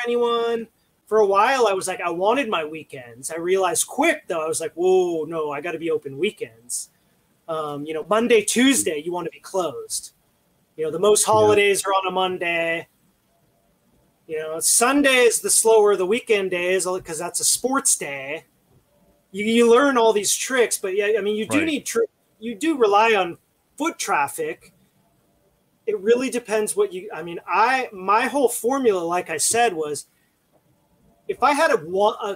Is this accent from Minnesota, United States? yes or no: yes; Minnesota, United States; now in California, United States; I'm originally from Minnesota